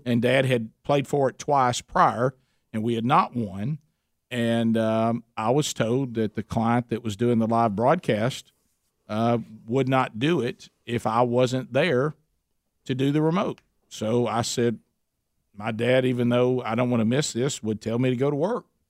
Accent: Oxford, Alabama, United States; my hometown a, in Oxford, Alabama

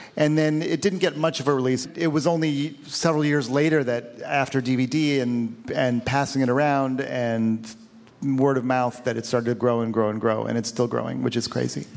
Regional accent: Cleveland, Ohio, United States; my hometown of Cleveland

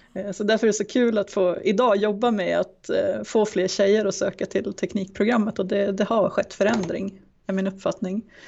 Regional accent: Timrå, Västernorrland County, Sweden; also born or lived in Germany; now in Sundsvall, Sweden; Jag är uppvuxen i Timrå men har bott i Sundsvall i stora delar av

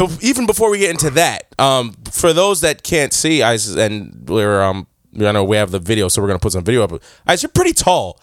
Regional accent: New York, United States; moved away; also born or lived in Michigan / Europe; born and raised in New York

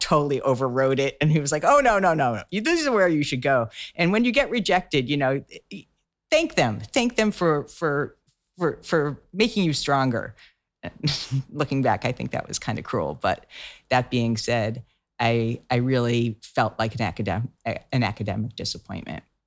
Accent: outside of Boston, Massachusetts, United States; I grew up outside of Boston

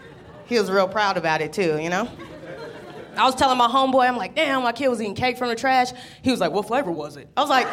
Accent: Denver, Colorado, United States; I'm from Denver. I'm originally from Denver, Colorado.

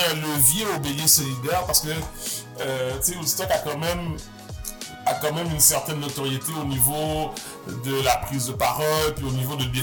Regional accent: Montreal, Quebec, Canada; moi j'ai grandi à Montréal-Nord

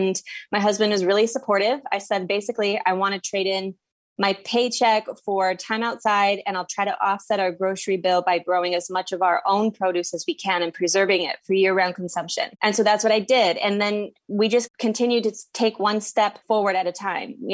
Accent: Midwest, United States; moved away as an adult; also born or lived in central New Jersey; now in New Jersey, United States; I currently live on a six acre farm in central New Jersey, and I'm from the Midwest, but I didn't grow up in a farming family.

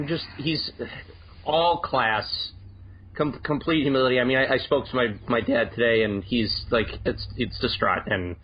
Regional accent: Chicago, Illinois, United States; now in Detroit, United States; Well, I growing up in Chicago, I started listening and watching hockey.

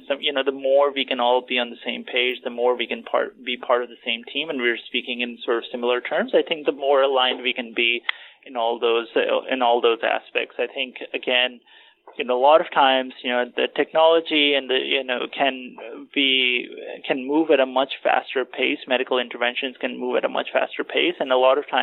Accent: Pakistan; moved away; I'm originally from Pakistan

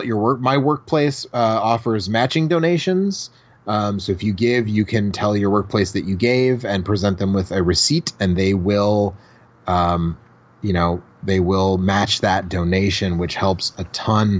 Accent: Milwaukee, Wisconsin, United States; my hometown of Milwaukee, Wisconsin

